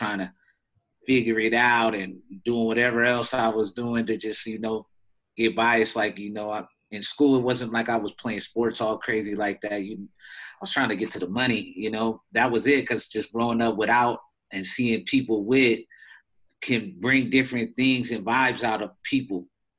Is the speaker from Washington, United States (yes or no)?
yes; Washington, United States; Because growing up in Washington State, and so my mom was in the military, too, so you know, for a portion of our lives. So we was bouncing around.